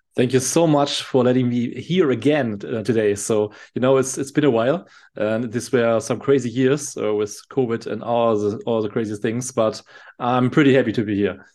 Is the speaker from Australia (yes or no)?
no; Germany; I'm from Germany